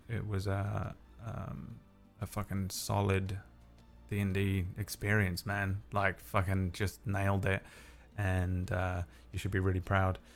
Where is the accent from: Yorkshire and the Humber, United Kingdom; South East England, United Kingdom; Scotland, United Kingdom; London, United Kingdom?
London, United Kingdom; accent: London; my natural London accent